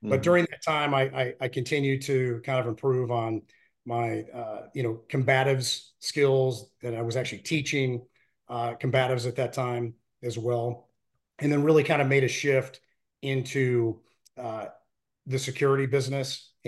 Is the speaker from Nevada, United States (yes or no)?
yes; Reno, Nevada, United States; Sierra Nevada mountains, and you know, lots of area to shoot, lots of great skiing up there. And yeah, that's my hometown.